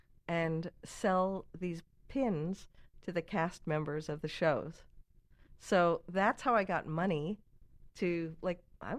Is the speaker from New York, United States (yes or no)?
yes; New York City, New York, United States; I'm a New Yorker.